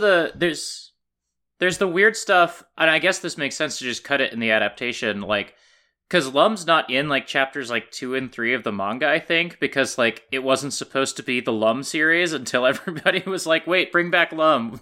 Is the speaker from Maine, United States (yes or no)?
no; Kansas, United States; moved away; my library and my hometown in Kansas